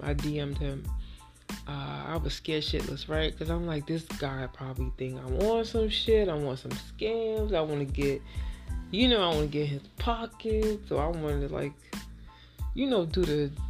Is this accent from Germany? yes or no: no; Haiti; we're both from Haiti